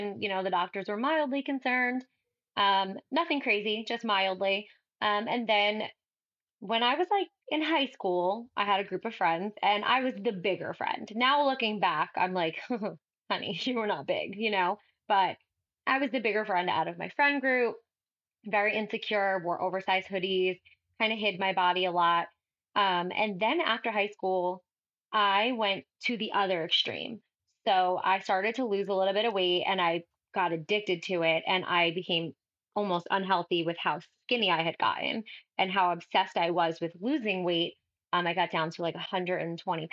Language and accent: English; New Jersey, United States; I'm from New Jersey